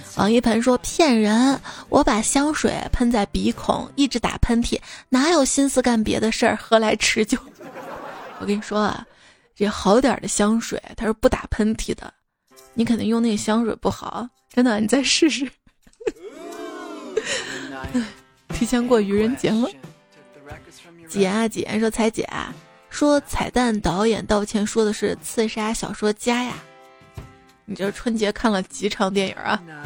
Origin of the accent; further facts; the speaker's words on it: Xi'an, Shaanxi, China; 我是西安人